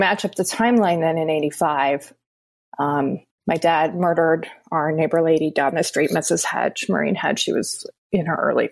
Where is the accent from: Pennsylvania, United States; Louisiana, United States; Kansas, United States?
Kansas, United States; Wichita; I grew up in Wichita, Kansas